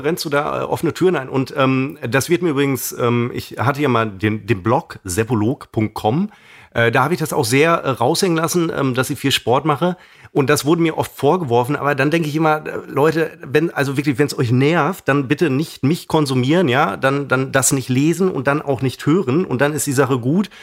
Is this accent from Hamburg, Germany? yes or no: no; Münster, North Rhine-Westphalia, Germany; in meinem Heimatort Hiltrup, aus dem ich ja nun mal ursprünglich äh, komme, einem Stadtteil von, oder sagen wir mal dem Nobelstadtteil von äh, Münster